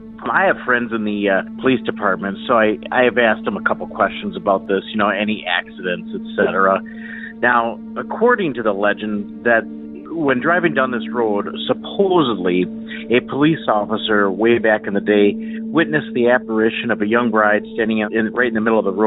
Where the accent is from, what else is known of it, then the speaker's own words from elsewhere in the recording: Wisconsin Rapids, Wisconsin, United States; also born or lived in Stevens Point, Wisconsin; I'm from Wisconsin Rapids, originally in Wisconsin, but I moved eventually to Stevens Point, which is about 20 miles to the east of Wisconsin Rapids.